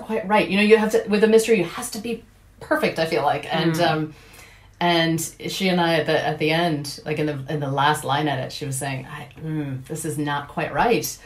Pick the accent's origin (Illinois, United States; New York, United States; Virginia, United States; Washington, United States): Washington, United States; Seattle; accent: American; moved away as an adult; now in Dublin, Ireland; I am originally from Seattle, Washington